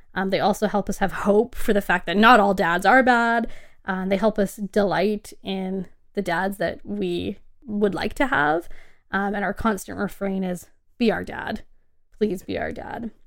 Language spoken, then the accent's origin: English; Canada; as a Canadian